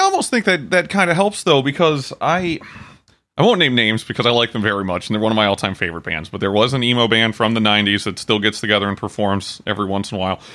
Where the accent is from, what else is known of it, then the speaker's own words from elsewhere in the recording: Port Huron, Michigan, United States; I was born there, I haven't lived there in years